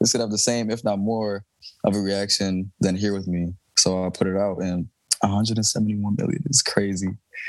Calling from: Houston, Texas, United States; Yeah, it's still Thursday. It's Houston, hot Houston.

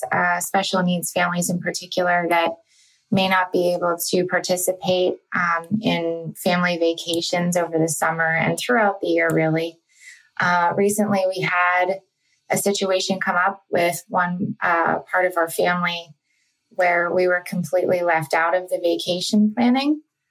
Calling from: Pittsburgh, Pennsylvania, United States; I'm from the Pittsburgh area.

